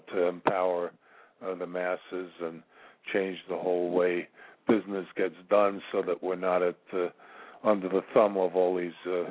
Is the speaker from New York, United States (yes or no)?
yes; New York, United States; I'm originally from New York